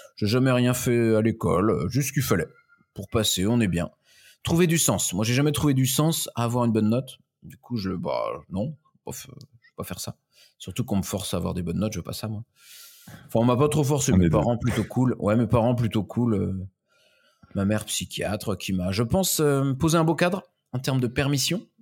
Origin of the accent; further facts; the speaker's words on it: Pays de la Loire, France; je viens de la région de plutôt du Maine-et-Loire, donc de l'Ouest, mhm. Manger, Angers, euh, Saumur